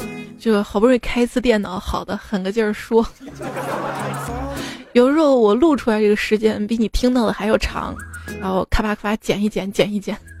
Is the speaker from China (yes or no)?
yes; Shaanxi, China; 兵马俑不是我们这儿的吗？我说我是陕西的